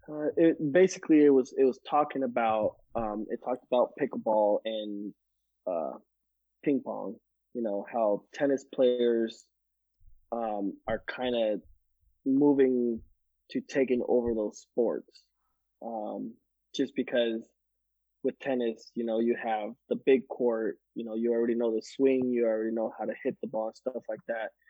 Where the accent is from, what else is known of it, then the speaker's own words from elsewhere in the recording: Guatemala; I grew up in Guatemala, five years there, and I climbed mango trees and you know coconut trees and stuff.